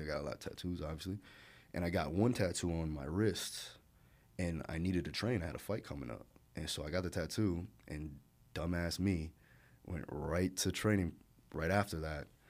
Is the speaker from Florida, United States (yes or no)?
yes; Hollywood, Florida, United States; also born or lived in Maui, Hawaii / Broward County, Florida / Alabama; we moved to Hollywood Beach, Florida, not Hollywood, California, Hollywood Beach, Florida. And, uh, rough times when I was a kid